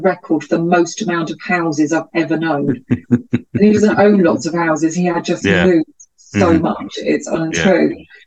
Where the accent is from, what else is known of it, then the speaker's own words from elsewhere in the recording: Glasgow, Scotland, United Kingdom; I am indeed Scottish. I was born in Glasgow